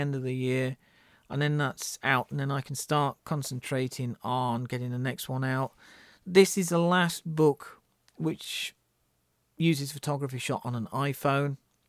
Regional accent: North East England, United Kingdom; I think they probably resonate with me because I was brought up in the Northeast. My grandparents used to live in Hartlepool, and Hartlepool in the 1980s was pretty much a lot like Glasgow.

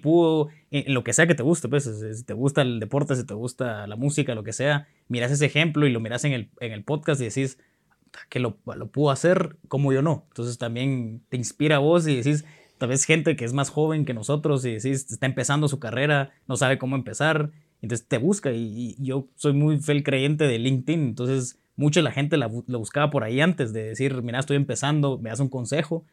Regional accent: Guatemala; also born or lived in Honduras / Costa Rica; yo soy chapín, pero me siento centroamericano, estoy muy orgulloso de ser centroamericano, he vivido en Honduras, he vivido en Costa Rica, en Guate

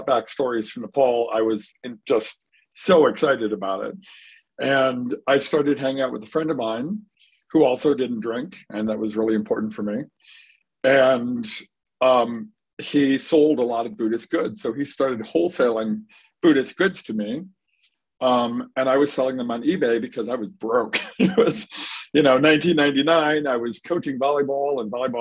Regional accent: Dearborn, Michigan, United States; also born or lived in Florida; I was born and raised in Dearborn

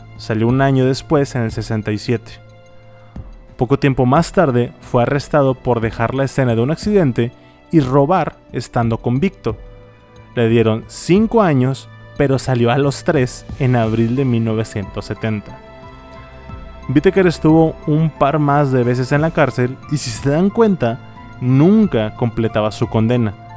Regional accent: Monterrey, Nuevo León, Mexico; accent: regio; soy de Monterrey.

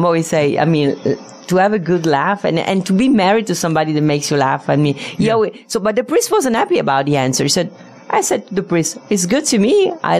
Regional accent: Venice, Veneto, Italy; English is a second language; also born or lived in New York / Netherlands; now in Las Vegas, United States; I'm from Venice, Italy.

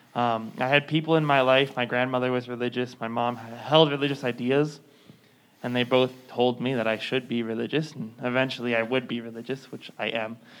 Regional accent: Thousand Oaks, California, United States; in November of 2018, there was a mass shooting in my hometown. It was the uh, borderline shooting

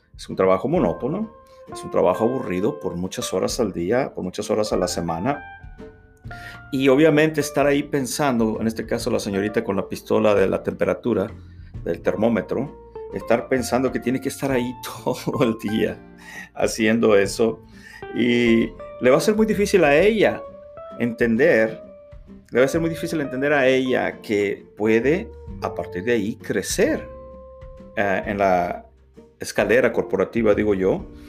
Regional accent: Reynosa, Tamaulipas, Mexico; moved away as an adult; now in United States; ya no pude regresar a mi natal Reynosa, Tamaulipas, México

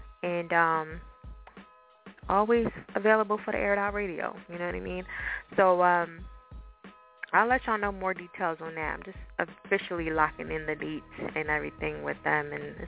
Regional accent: New Jersey, United States; accent: Jersey, Philly, and New York mix; now in Philadelphia, United States; I'm from Jersey, for people that don't know that. I don't know if y'all could tell with my accent. Sometimes you can, sometimes you can. It's like a mixture of Jersey, Philly, and New York

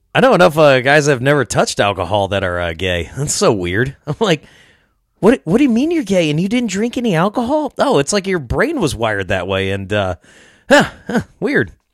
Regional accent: Rock Island, Illinois, United States; now in Iowa, United States; I grew up in Rock Island, L, which is, like, right across the river, so I, I, I live in Iowa now

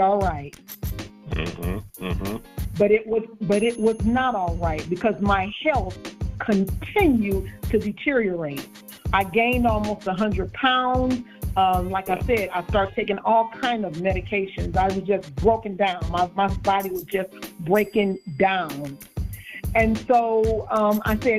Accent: Detroit, Michigan, United States; I was born and raised in Detroit, Michigan

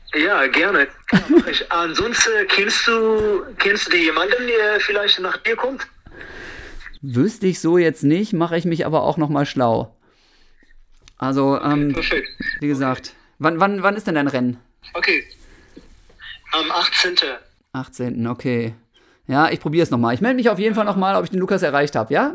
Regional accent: Germany; also born or lived in Bochum; bei uns in Deutschland

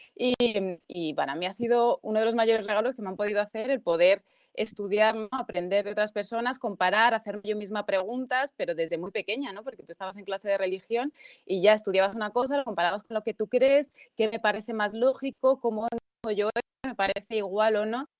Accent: Spain; yo he nacido aquí, llevo toda mi vida aquí

